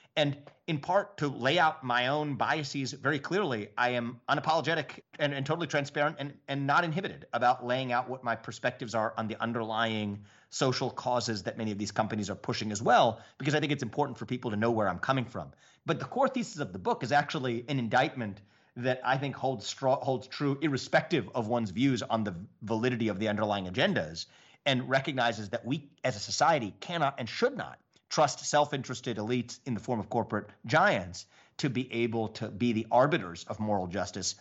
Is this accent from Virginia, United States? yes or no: no; Southwest Ohio, United States; growing up in Southwest Ohio